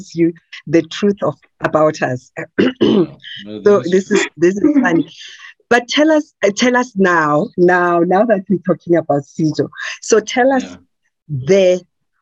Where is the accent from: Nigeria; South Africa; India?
South Africa; Soweto, Gauteng; When I grew up in Soweto